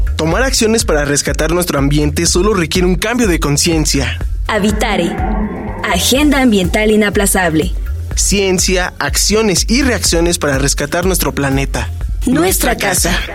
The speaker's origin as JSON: {"language": "Spanish", "country": "Mexico", "said": "nosotras y nosotros como mexicanos"}